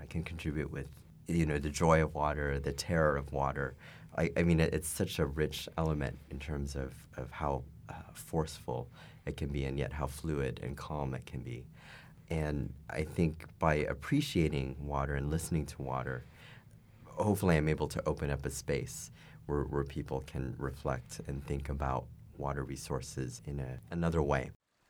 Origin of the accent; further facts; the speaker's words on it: United States; As an American